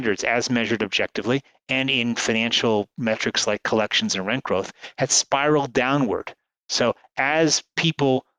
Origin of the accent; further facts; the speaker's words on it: New York area, United States; I grew up in the New York area in the 1970s